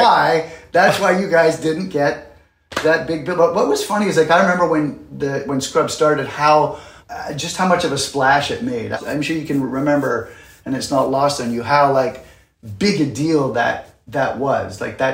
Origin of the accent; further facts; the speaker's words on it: Canada; now in New York City, United States; But yeah, I'm Canadian, and I had moved to New York City in, I think, 89 to do Broadway.